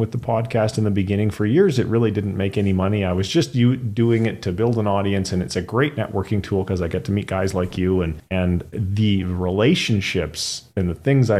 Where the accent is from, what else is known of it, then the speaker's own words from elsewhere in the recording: British Columbia, Canada; moved away as an adult; also born or lived in Fraser Valley; now in United States; I grew up in British Columbia, though I no longer live in the Fraser Valley. I'm out in the States now